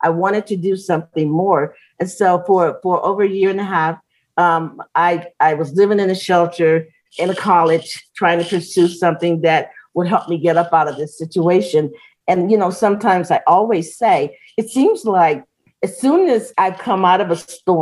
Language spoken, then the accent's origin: English; Chicago, Illinois, United States; moved away as an adult; also born or lived in Gary, Indiana; now in Colorado Springs, United States; I grew up in the Cabrini Green Project